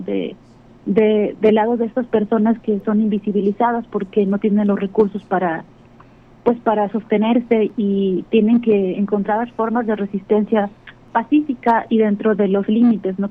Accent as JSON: {"language": "Spanish", "town": "Acapulco", "region": "Guerrero", "country": "Mexico", "tie": "born or raised there", "moved": "yes", "said": "yo nací en Acapulco, me crié allá y allá me formé de muchas formas"}